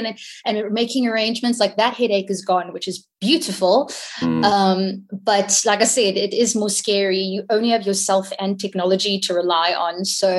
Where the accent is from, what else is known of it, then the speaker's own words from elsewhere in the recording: Hong Kong; like I grew up in Hong Kong, and the music scene there, it almost isn't really a scene because it's so diverse.